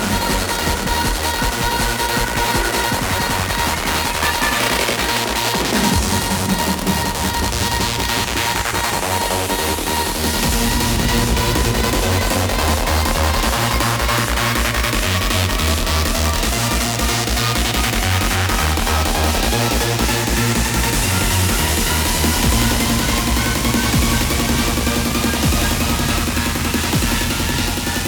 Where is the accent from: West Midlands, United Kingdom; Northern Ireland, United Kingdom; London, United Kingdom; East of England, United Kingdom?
East of England, United Kingdom; Norwich; I'm from Norwich